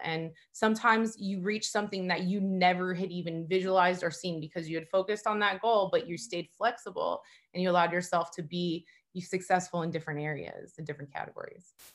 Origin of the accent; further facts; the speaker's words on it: Southern California, United States; moved away as an adult; now in Fort Lauderdale, United States; I grew up in Southern California